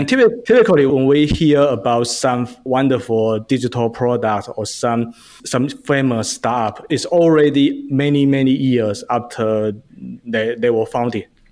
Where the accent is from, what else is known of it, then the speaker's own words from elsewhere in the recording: China; moved away as an adult; now in United States; I grew up in China, and I came to U S